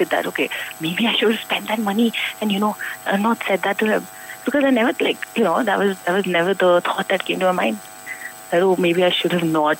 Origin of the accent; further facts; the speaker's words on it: Noida, Uttar Pradesh, India; I'm from Noida, NCR.